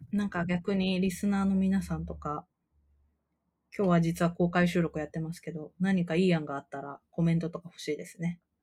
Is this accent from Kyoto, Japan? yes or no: yes; Kyoto, Japan